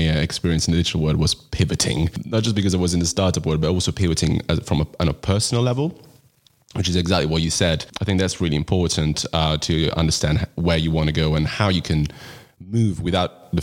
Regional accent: Italy; moved away as an adult; now in London, United Kingdom; I'm originally from Italy and I moved to London 6 years ago

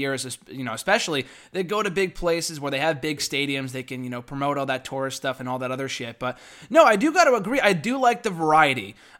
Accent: Connecticut, United States; I'm from the Connecticut area. That's where I am right now.

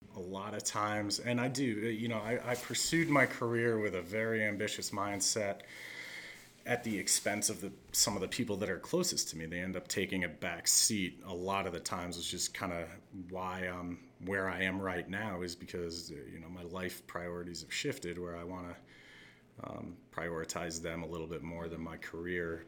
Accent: just outside of Scranton, Pennsylvania, United States; growing up in Pennsylvania, just outside of Scranton

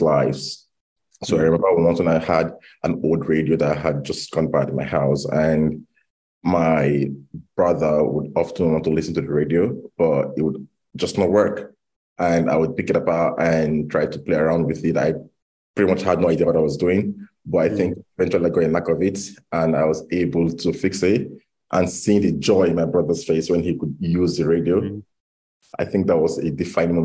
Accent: Nigeria; moved away as an adult; now in London, United Kingdom; growing up in Nigeria

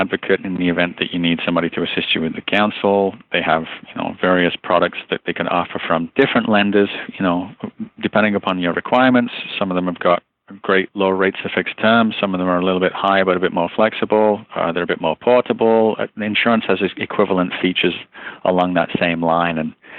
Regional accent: Liverpool, North West England, United Kingdom; also born or lived in Luton / Birmingham / Tamworth / Peterborough; moved to Liverpool at the age of about 1 year old. And so all of my formative years, or the base of my accent, if you will, is from Liverpool. I'm a Scouser in regional parlance, but I moved around a lot from the age of about 10 to 14.

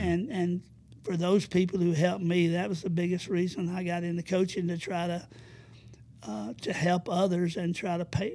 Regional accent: Madison County, Alabama, United States; also born or lived in Huntsville, Alabama; I was born and raised in Madison County

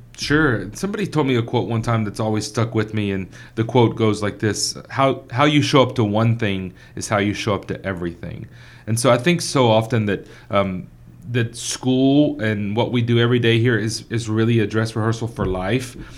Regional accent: Victoria, Texas, United States; growing up in Victoria, Texas.

